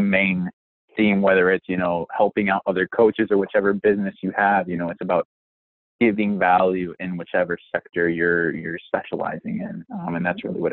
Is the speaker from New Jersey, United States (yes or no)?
no; Wisconsin, United States; I'm from Wisconsin